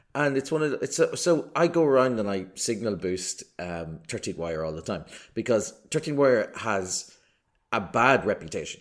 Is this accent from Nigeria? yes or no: no; Ireland; an Irish person